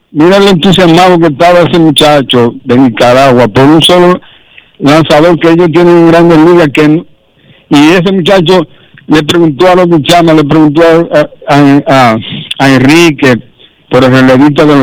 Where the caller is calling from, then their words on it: Pedro Santana, Elías Piña, Dominican Republic; No, yo, yo, yo vivo en Santo Domingo, pero soy de Pedro Santana.